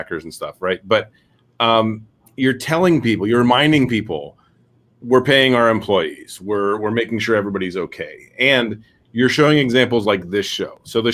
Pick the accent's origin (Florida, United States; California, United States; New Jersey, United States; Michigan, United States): Florida, United States; Tarpon Springs; I am from West Florida, so just northwest of Tampa, actually Tarpon Springs.